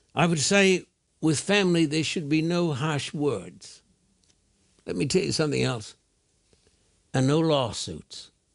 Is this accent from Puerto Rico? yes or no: no; Brisbane, Queensland, Australia; When I was a boy growing up in Brisbane, Australia